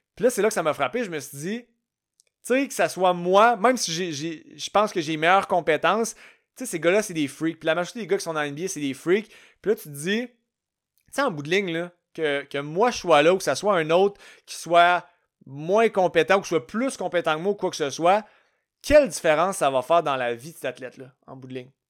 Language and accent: French; Canada; je suis canadien, je suis pas né dans le bon pays